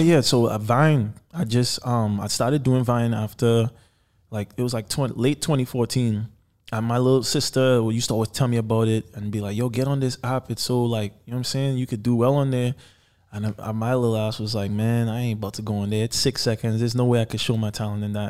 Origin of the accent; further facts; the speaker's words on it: Trinidad & Tobago; moved away; I was born in Trinidad and Tobago, by the way, so I'm from the islands. And growing up, my dad was actually the first artist to sign a record deal in Trinidad